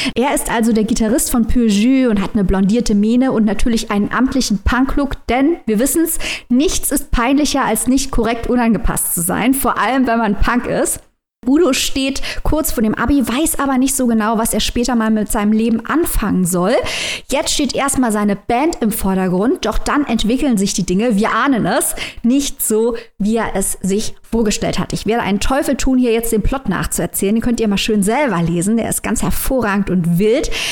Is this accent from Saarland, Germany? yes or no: yes; Saarland, Germany; Ich bin Saarländerin, wohne direkt an der Grenze